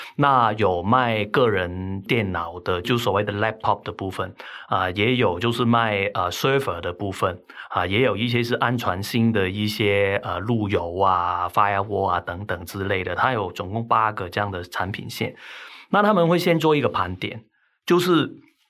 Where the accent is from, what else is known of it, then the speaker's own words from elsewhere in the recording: Hong Kong; accent: Hong Kong; now in Taiwan; 听我口音可能都听得出来，那我其实是香港来的，哈。那我在台湾定居很长时间，但是我的口音就是总是都是改不了